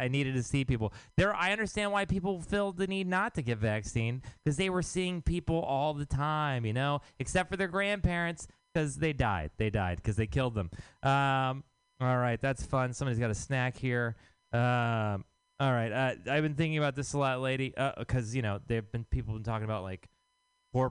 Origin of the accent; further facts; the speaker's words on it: Texas, United States; now in San Francisco, United States; I am from Texas